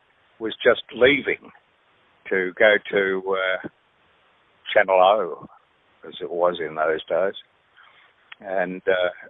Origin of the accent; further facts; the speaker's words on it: Melbourne, Victoria, Australia; I grew up in Brighton, in Melbourne, and I used to listen to Nicky and Graham on 3UZ